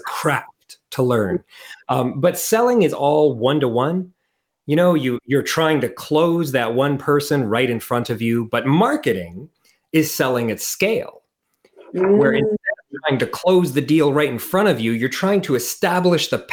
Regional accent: Portland, Oregon, United States; moved away as an adult; also born or lived in Costa Rica; now in New Zealand; I started as an American. I'm originally from Portland, Oregon.

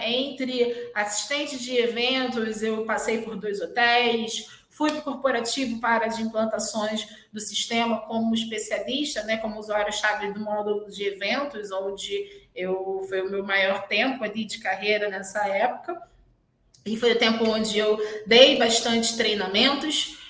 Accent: Rio de Janeiro, Brazil; eu venho da zona oeste do Rio, exatamente um bairro que é ali entre Realengo

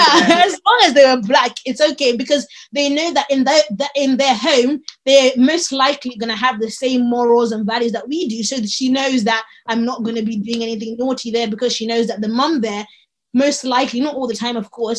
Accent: South Africa; and I'm from South Africa, and I'm looking at you like, what are you saying?

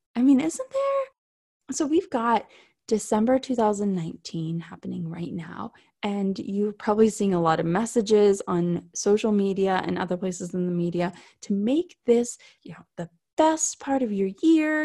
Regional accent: South Florida, United States; I grew up in South Florida.

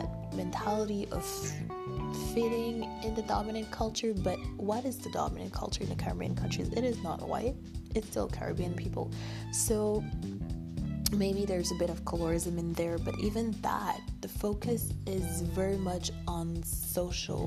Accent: Canada; I'm from Canada

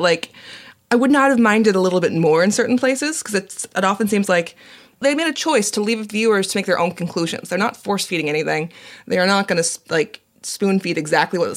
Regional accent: Fulton County, Georgia, United States; Fulton County, my hometown

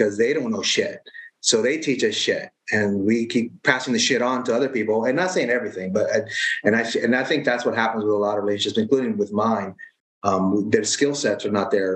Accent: United States; I was born in the States, so raised in this culture

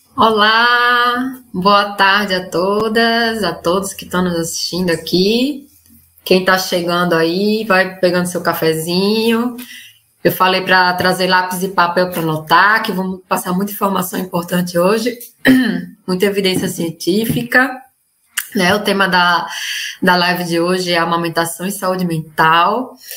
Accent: Northeast Region, Brazil; moved away as an adult; now in Buenos Aires, Argentina; Ela, assim como eu, é nordestina, né? Hoje a live, gente, são duas nordestinas expatriadas

